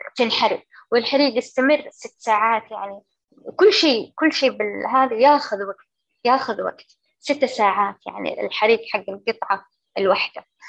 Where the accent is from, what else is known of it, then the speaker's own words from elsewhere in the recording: Saudi Arabia; عندنا بالسعودية